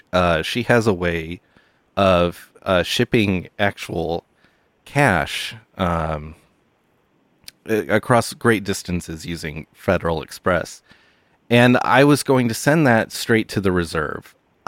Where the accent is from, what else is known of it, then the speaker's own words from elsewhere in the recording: Punxsutawney, Pennsylvania, United States; I am from Punxsutawney, Pennsylvania